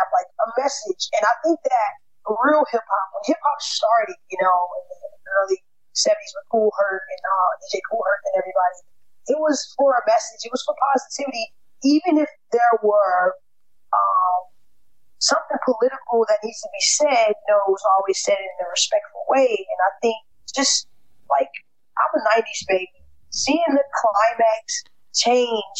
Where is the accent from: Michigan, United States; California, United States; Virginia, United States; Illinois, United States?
Illinois, United States; Chicago; I'm from Chicago